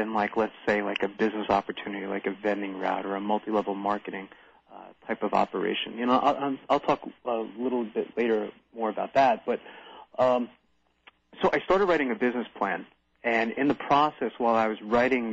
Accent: New Jersey, United States; moved away as an adult; also born or lived in New York; now in Williams Township, United States; I've been from New Jersey most of my life and lived in New York for a little while as well

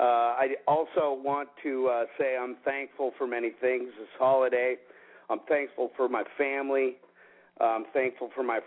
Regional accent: Seattle, Washington, United States; now in Palm Springs, United States; I'm originally from Seattle. I live full-time currently in Palm Springs.

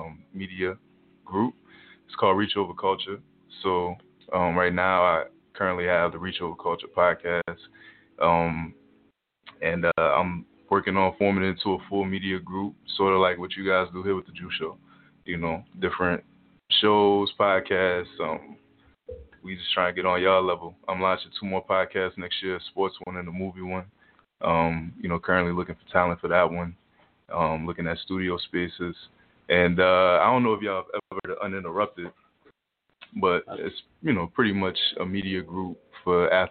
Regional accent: New Orleans, Louisiana, United States; now in Tulsa, United States; New Orleans.

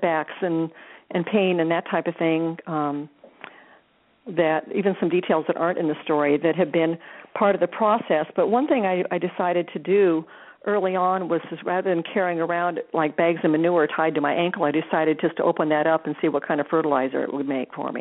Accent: Des Moines, Iowa, United States; growing up in Iowa, lived, born and raised in Des Moines.

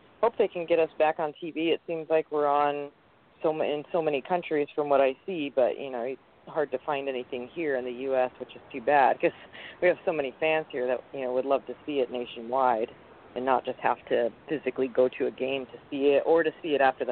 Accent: Ferndale, Washington, United States; I'm from kind of, you know, basically almost Canada up in Ferndale

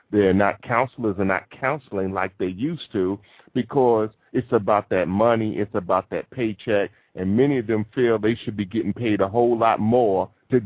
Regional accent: New York City, New York, United States; my entire life growing up in Brooklyn, New York

